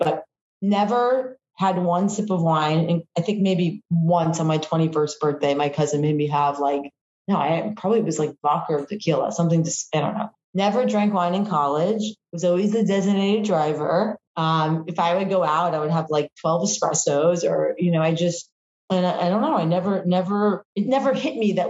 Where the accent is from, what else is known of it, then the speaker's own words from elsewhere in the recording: New Haven, Connecticut, United States; I grew up in the New Haven area in Connecticut